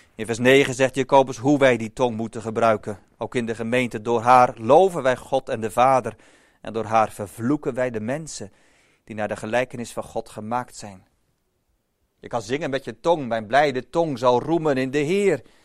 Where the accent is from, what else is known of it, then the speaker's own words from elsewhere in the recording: Boskoop, South Holland, Netherlands; ik als kleine jongen in Boskoop ben opgegroeid